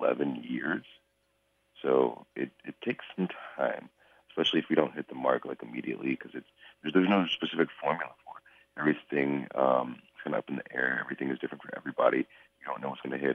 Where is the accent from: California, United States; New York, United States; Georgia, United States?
Georgia, United States; moved away as an adult; also born or lived in Florida / Japan; I was raised in Georgia, but I went down to Florida for the school